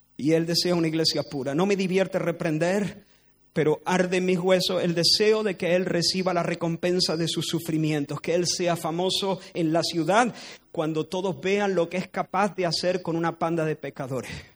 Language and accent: Spanish; Spain; no soy español, porque de hecho he nacido en España